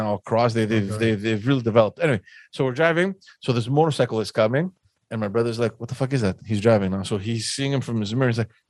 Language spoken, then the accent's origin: English; Athens, Attica, Greece; So now you're thinking, I came from Athens where it's like insanity, everybody's just smoking everywhere.